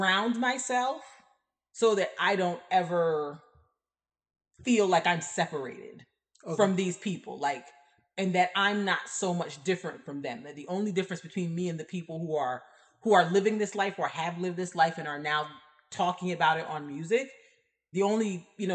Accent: Barbados; now in United States; I did not grow up in America. Like I grew up in Barbados.

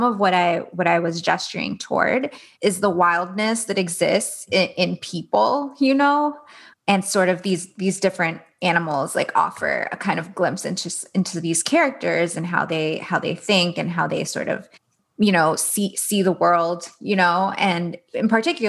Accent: Miami, Florida, United States; I grew up in Miami

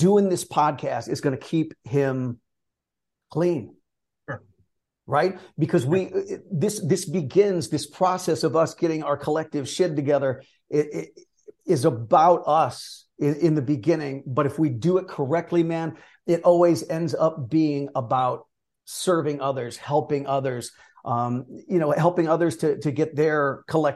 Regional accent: Northeastern Ohio, United States; I born and raised in Northeastern Ohio

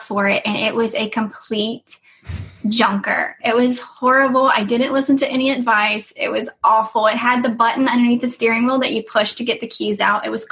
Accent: Lakeland, Florida, United States; I grew up in Lakeland, Florida

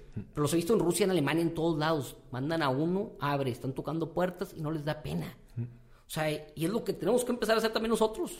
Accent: Mexico

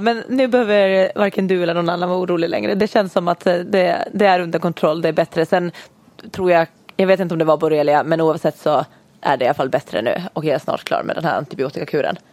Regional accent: Åland Islands; vi kommer ju båda två från Åland. Ja. Yes, så vi har faktiskt till och med gått i samma skola hela vägen.

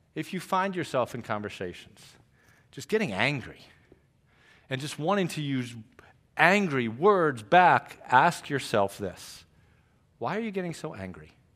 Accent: Trumbull, Connecticut, United States; also born or lived in Greenville, South Carolina; I am from Trumbull, Connecticut.

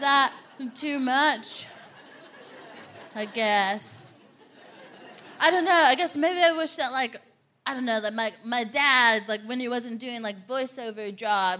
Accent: Texas, United States; I'm from Texas

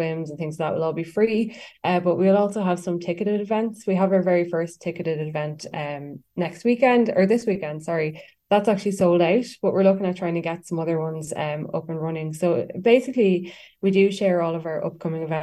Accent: Westmeath, Leinster, Ireland; also born or lived in Dublin; I'm actually from Westmeath, but I would travel to Dublin a lot and I have lived there over the years.

